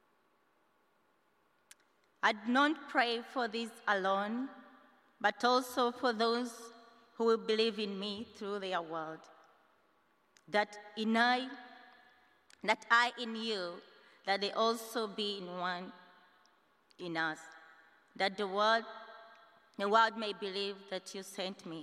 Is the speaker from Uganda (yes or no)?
yes; Uganda; moved away as an adult; I'm from Uganda. I'm here as an international student